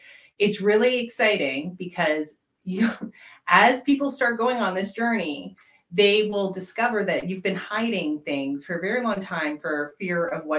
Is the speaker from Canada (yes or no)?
yes; Canada; I am Canadian and we are a hockey family.